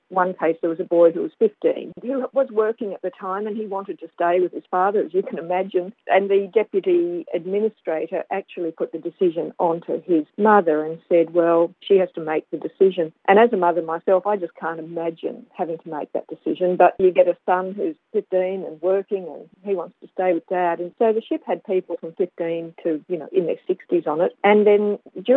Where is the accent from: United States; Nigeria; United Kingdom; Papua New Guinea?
Papua New Guinea; Rabaul, East New Britain; we grew up in Rabaul